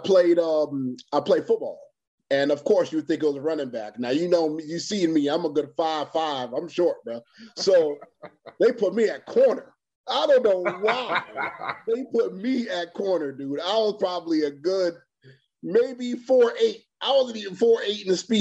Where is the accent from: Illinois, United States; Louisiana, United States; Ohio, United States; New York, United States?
New York, United States; New York City; now in Florida, United States; Originally from Queens, New York